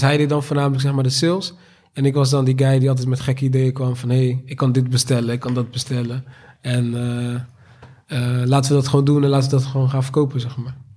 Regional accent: Rotterdam, South Holland, Netherlands; geboren en getogen in Rotterdam, Delfshaven

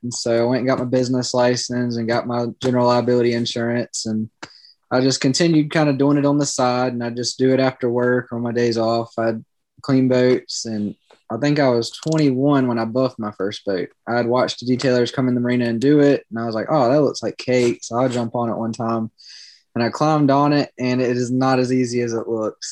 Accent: Georgetown, South Carolina, United States; now in Myrtle Beach, United States; I grew up in Georgetown, South Carolina

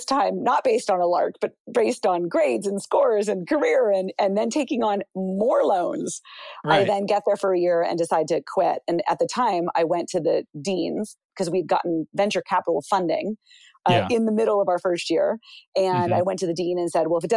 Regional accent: United States; I was born in the United States

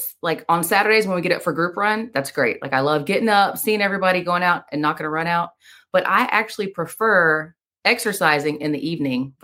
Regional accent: Panama City, Florida, United States; moved away as an adult; also born or lived in Birmingham, Alabama; now in Waynesville, United States; I was born in Birmingham, Alabama, raised in Panama City, Florida

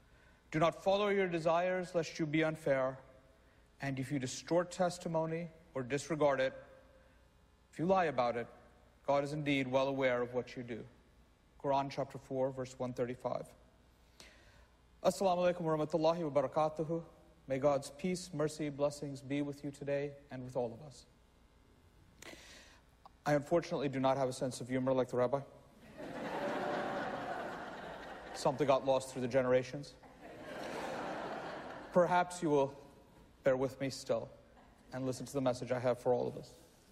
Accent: New York City, New York, United States; as a Muslim, as a New Yorker, I am not an existential threat to my country

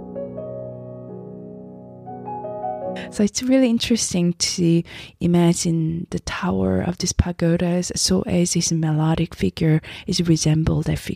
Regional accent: South Korea; moved away; As I grew up in Korea myself

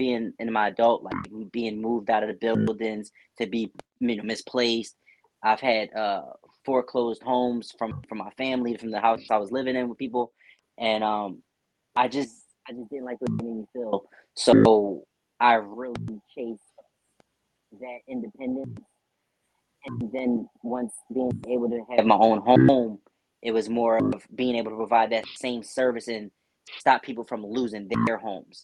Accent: Philadelphia, Pennsylvania, United States; I'm born and raised in Philadelphia. I still reside in Philadelphia

